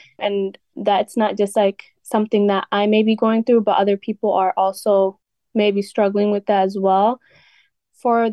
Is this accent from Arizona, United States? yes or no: no; Wisconsin, United States; also born or lived in Ethiopia / Somalia (ancestry); my upbringing, I came here when I was around 6 or 7 years old